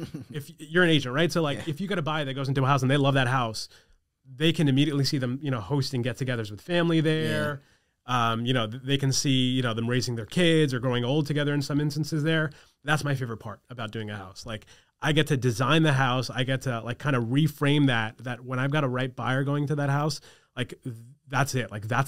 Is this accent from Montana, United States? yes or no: no; New York, United States; my parents didn't want me to go away because I grew up on Long Island.